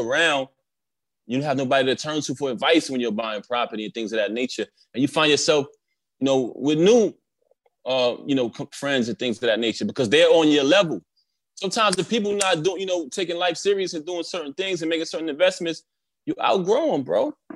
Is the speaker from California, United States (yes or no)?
no; New York City, New York, United States; I grew up in Brooklyn